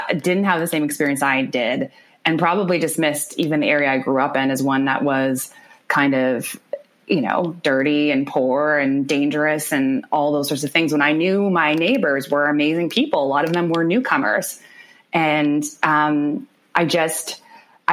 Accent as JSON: {"language": "English", "town": "Winnipeg", "region": "Manitoba", "country": "Canada", "tie": "born or raised there", "said": "I grew up in the North End of the city, like in the heart of it."}